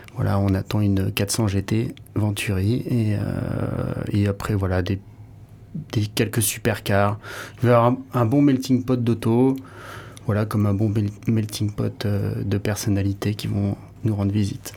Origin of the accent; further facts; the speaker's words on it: Hossegor, Nouvelle-Aquitaine, France; moved away; also born or lived in Paris; j'avais passé aussi euh, mon enfance ici à Osgore